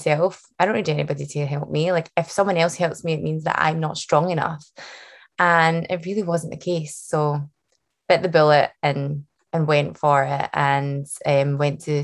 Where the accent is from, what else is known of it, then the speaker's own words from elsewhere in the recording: Glasgow, Scotland, United Kingdom; accent: Scottish; it's a Scottish accent that you're hearing, not Irish or Australian, but full bred Scottish. And I'm from Glasgow.